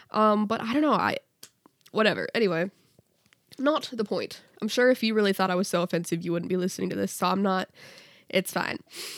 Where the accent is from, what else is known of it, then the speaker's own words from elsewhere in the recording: Canada; I'm Canadian.